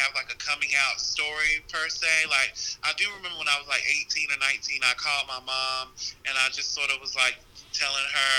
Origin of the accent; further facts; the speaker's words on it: Burlington, North Carolina, United States; I am from Burlington, North Carolina